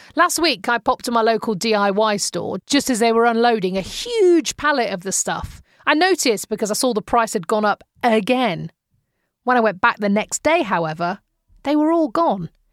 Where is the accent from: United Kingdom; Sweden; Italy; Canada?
United Kingdom; now in Arizona, United States; As a British citizen